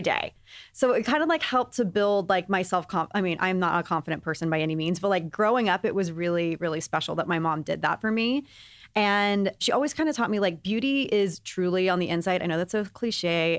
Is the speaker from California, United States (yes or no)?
no; Texas, United States; I grew up in Texas